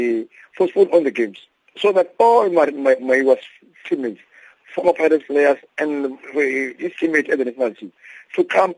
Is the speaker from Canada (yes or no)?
no; South Africa; as African, as South African